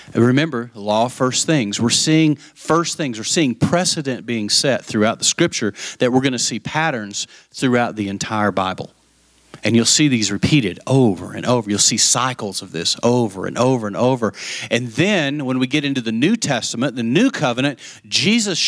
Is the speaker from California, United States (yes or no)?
no; West Texas, United States; I grew up in West Texas